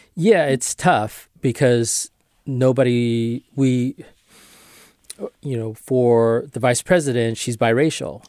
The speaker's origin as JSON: {"language": "English", "town": "Marysville", "region": "California", "country": "United States", "tie": "born or raised there", "said": "I grew up in Marysville, and some practices were done in a hundred and seventeen degree heat"}